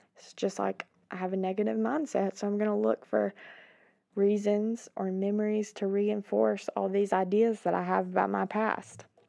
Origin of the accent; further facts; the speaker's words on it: Georgia, United States; my hometown, small town in Georgia